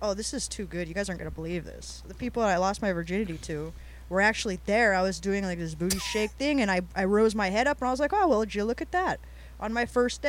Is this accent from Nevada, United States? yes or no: yes; Las Vegas, Nevada, United States; I grew up in Vegas